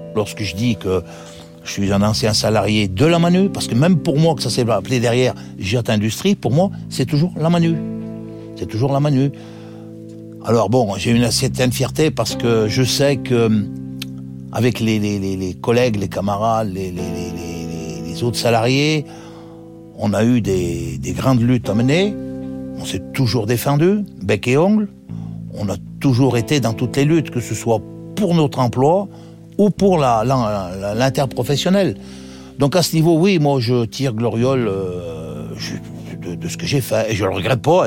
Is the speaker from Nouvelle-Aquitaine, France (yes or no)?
no; Saint-Étienne, Auvergne-Rhône-Alpes, France; Je suis natif de Saint-Étienne dans la Loire